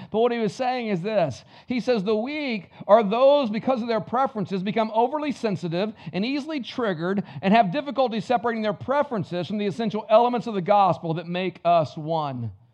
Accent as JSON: {"language": "English", "region": "the South", "country": "United States", "tie": "born or raised there", "said": "I was raised in the South"}